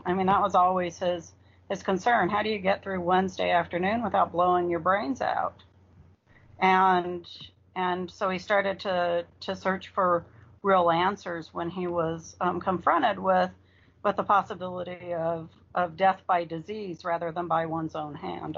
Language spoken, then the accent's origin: English; Arizona, United States; now in Virginia, United States; I'm originally from Arizona